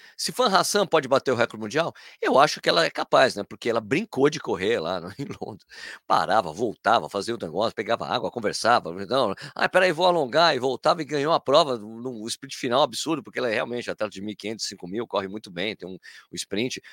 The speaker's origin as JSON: {"language": "Portuguese", "country": "Brazil", "said": "como brasileiro"}